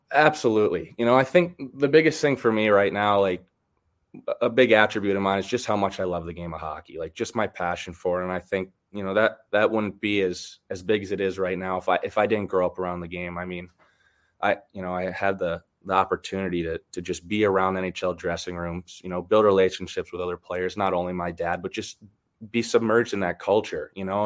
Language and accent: English; Michigan, United States; I bounced around a little bit, but um, I did grow up in Michigan. Uh, I got back to Michigan. My dad retired when I was 12, and then all the way up, I grew up in Michigan. So that's that's home for me.